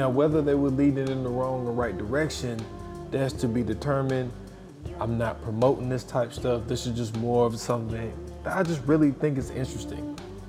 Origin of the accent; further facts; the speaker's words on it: Chicago, Illinois, United States; that was just a part of growing up in Chicago at this time